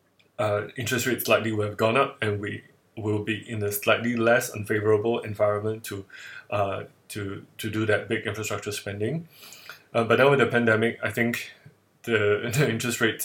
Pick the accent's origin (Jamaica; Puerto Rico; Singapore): Singapore; I'm based in Singapore, and I'm Singaporean